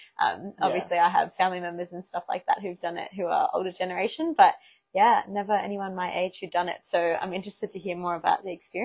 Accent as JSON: {"language": "English", "town": "Sydney", "region": "New South Wales", "country": "Australia", "tie": "born or raised there", "said": "growing up in Sydney and being a city girl"}